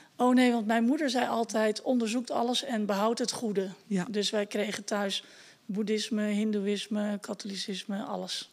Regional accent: Etten-Leur, North Brabant, Netherlands; ik kom uit Etteleur, nou dat is Brabant

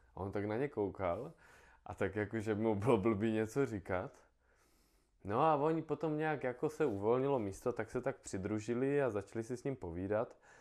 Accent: Brno, South Moravian Region, Czechia; já jsem Brňák

